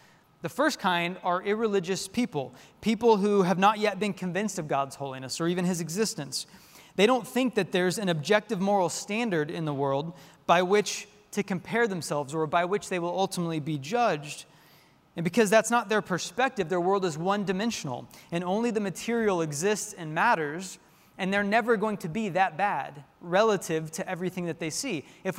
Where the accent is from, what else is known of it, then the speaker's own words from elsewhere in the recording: Tulsa, Oklahoma, United States; I grew up in Tulsa as a little kid. And I remember going downtown where my dad worked. He worked in the tallest building in downtown Tulsa.